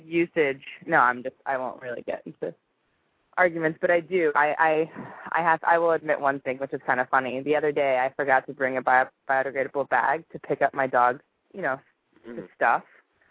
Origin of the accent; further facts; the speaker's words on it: Chicago, Illinois, United States; moved away as an adult; also born or lived in Vermont; now in Los Angeles, United States; I'm originally from downtown Chicago.